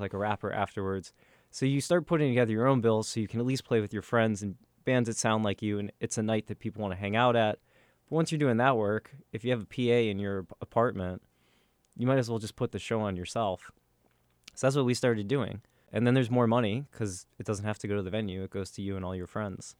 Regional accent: Northern Virginia, United States; moved away as an adult; also born or lived in Stanford, California / Portland, Oregon; now in New York City, United States; I am from Northern Virginia originally. I grew up in the suburbs

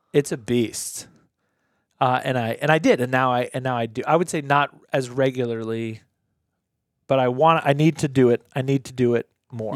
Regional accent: United States; I'm an American

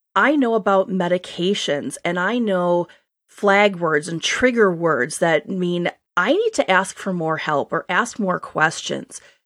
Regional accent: Wisconsin, United States; accent: upper Great Lakes; now in Boston, United States; I grew up in Wisconsin, and my accent every so often will come out. So you upper Great Lakes people will think I sound very normal. Um, but I now live in Boston.

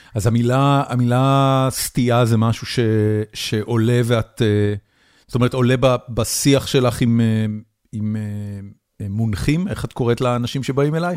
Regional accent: Israel; moved away as an adult; now in United States; אני גדלתי בישראל בשנות ה-70, 80 ואחרי זה 90

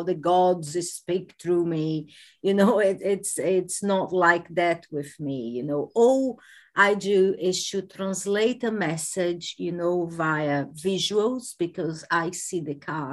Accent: Brazil; moved away as an adult; now in United Kingdom; I am originally from Brazil, but I have been living in the UK for the past 22 years.

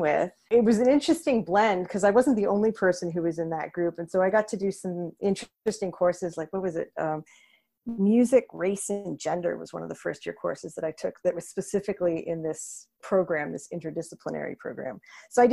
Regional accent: Milton, Ontario, Canada; also born or lived in Toronto, Canada / Guelph, Canada; I was born in Toronto, but I grew up in Milton, Ontario.

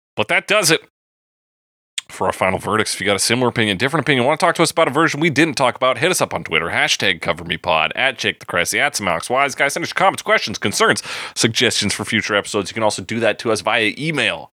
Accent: Alberta, Canada; being born and raised in Alberta

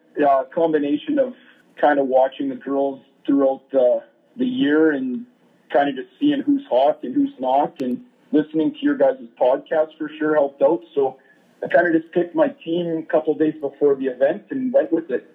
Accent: Canada; I'm actually from Canada

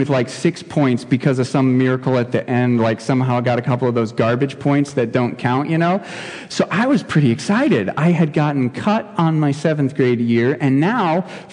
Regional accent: Ohio, United States; now in Shamong, United States; I grew up in Ohio

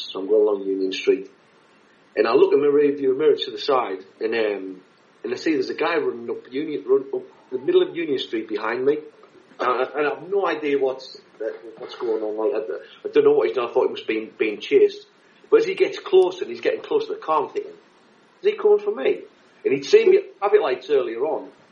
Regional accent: Sunderland, North East England, United Kingdom; I come from Sunderland

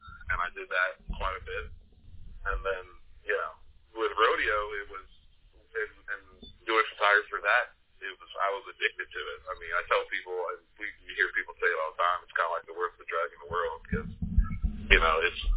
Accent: Virginia, United States; moved away; I'm from Virginia originally

